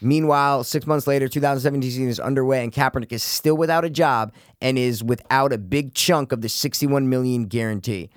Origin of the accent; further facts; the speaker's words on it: United States; that's what you do as an American